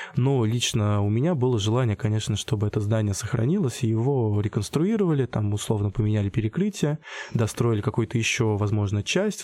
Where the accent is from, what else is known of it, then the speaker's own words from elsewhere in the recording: Michurinsk, Tambov Oblast, Russia; moved away as an adult; now in Voronezh, Russia; я из Мичуринска, Тамбовской области